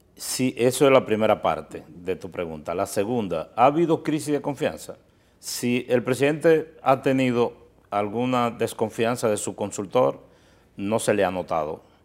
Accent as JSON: {"language": "Spanish", "town": "Miches", "region": "El Seibo", "country": "Dominican Republic", "said": "nosotros eh, somos originarios de Miches"}